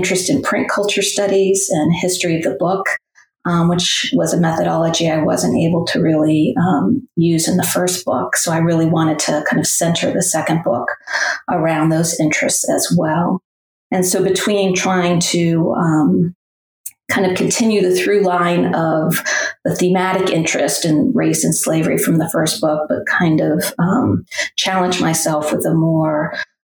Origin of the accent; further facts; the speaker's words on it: New England, United States; moved away as an adult; also born or lived in Middle Tennessee; now in Tennessee, United States; I grew up in New England, but have spent most of my life, or my adulthood at least, in the South